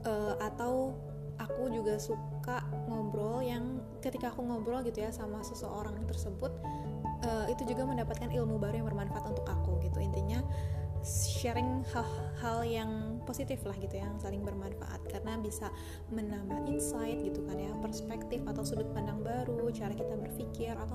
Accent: Bekasi, West Java, Indonesia; also born or lived in Jakarta; now in Banjar, Indonesia; Aku lahir di Jakarta, tinggal di Bekasi Sekolah dari TK sampai SMA itu aku di Bekasi Tapi kuliah di Jakarta

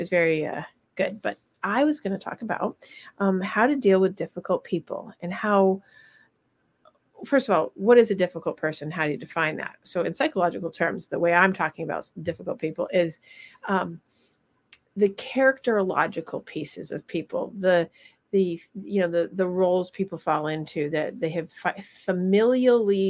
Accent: Vermont, United States; moved away; I'm going to my hometown

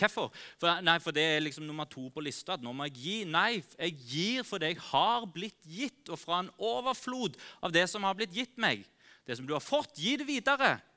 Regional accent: Norway; oss som nordmenn

